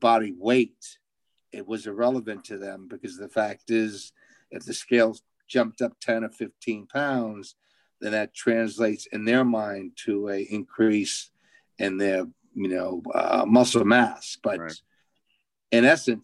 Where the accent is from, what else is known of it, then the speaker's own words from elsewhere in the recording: Waterford, Connecticut, United States; I grew up in Connecticut